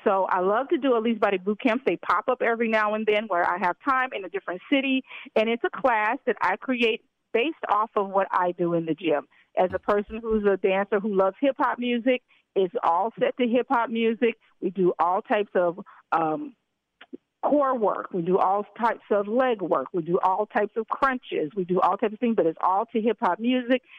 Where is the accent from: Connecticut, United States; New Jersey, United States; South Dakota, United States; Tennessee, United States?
Tennessee, United States; Memphis; I'm also from Memphis, Tennessee.